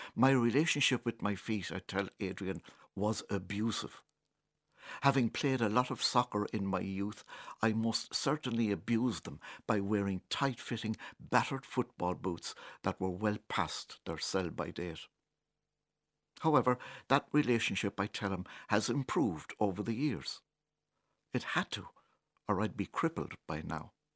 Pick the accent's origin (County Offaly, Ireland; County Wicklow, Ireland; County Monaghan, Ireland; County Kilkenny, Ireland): County Kilkenny, Ireland; Born and bred in Kilkenny